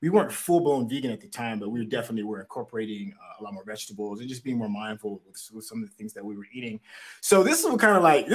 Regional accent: Tennessee, United States; I grew up in Tennessee. I lived in the South my whole life.

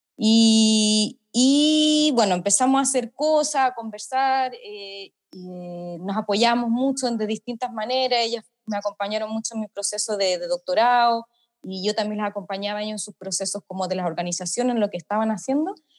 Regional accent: Chile; moved away as an adult; also born or lived in London, United Kingdom; now in United Kingdom

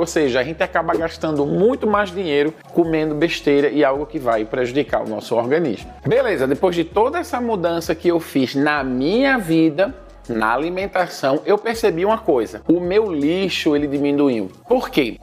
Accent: Recife, Pernambuco, Brazil; moved away as an adult; now in Senegal; A cidade de onde eu venho, Recife

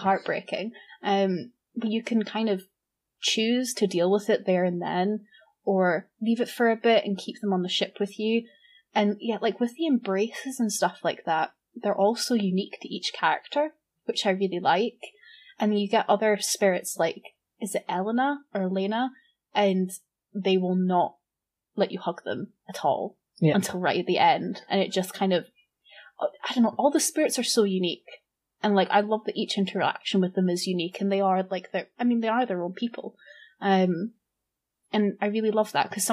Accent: Scotland, United Kingdom; I'm Scottish

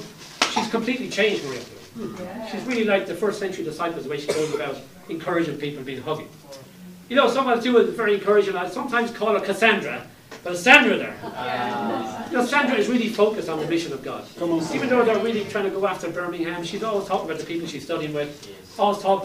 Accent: Ireland; when I was growing up in Ireland, many years ago

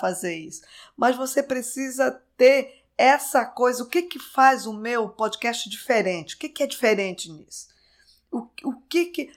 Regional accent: Belém, Pará, Brazil; moved away as an adult; eu nasci em Belém, vivi a minha vida inteira em Belém, a vida inteira até eu terminar a faculdade

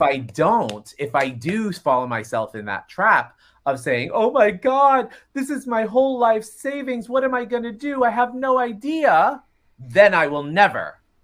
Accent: Florida, United States; I grew up in Florida, which is the quasi-South

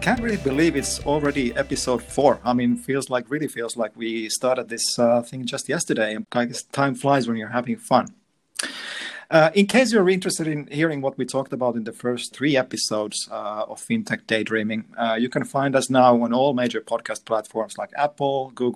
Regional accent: Finland; we're in from Finland

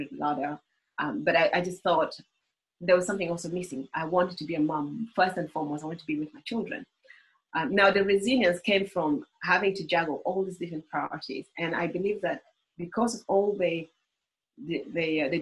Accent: Uganda; moved away; I was born in Uganda.

